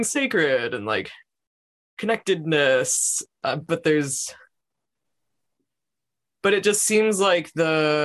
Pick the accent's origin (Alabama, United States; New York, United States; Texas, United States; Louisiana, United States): New York, United States; growing up in New York, which is an incredibly densely populated place